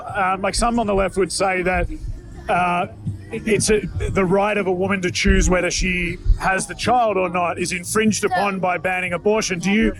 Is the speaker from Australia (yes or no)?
yes; Australia; I'm a journalist from Australia